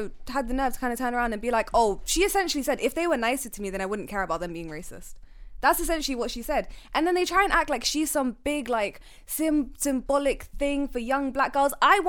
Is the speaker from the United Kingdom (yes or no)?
yes; United Kingdom; We are literally, British people are your white American people.